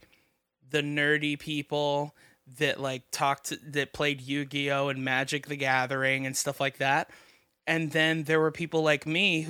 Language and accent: English; Miami, Florida, United States; I grew up in Miami